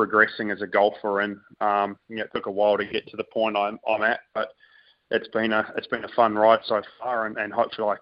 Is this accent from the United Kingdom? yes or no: no; New Zealand; growing up in New Zealand and playing a bunch of golf in Australia early on